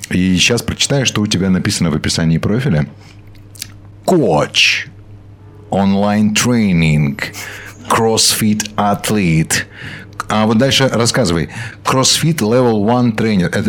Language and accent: Russian; Dnipro, Dnipropetrovsk Oblast, Ukraine; moved away as an adult; now in Qatar; я родом из Днепропетровска.